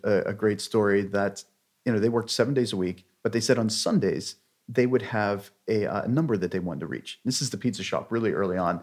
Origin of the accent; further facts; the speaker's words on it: outside of Pittsburgh, Pennsylvania, United States; outside of Pittsburgh, Pennsylvania